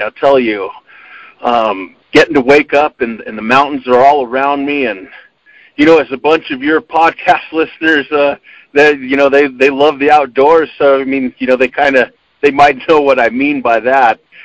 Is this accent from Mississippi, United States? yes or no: no; Arizona, United States; also born or lived in northern New Mexico; now in New Mexico, United States; I grew up in Arizona